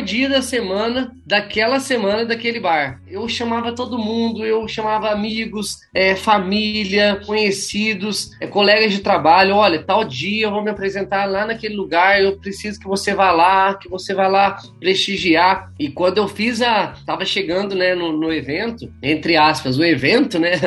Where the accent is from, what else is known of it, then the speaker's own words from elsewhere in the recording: Pouso Alegre, Minas Gerais, Brazil; Sou nascido em Pouso Alegre, minha família é de Pouso Alegre também.